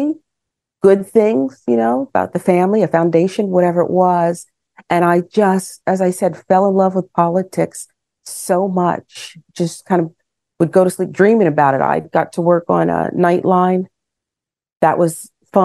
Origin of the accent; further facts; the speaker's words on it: West Chester, Pennsylvania, United States; I grew up in Westchester, Pennsylvania